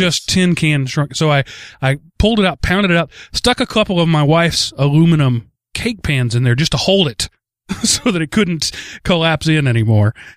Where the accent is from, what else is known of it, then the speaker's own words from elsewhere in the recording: Texas, United States; growing up in Texas